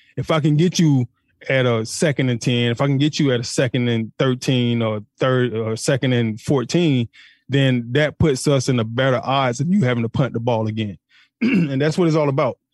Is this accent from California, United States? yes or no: no; Atlanta, Georgia, United States; He's from my hometown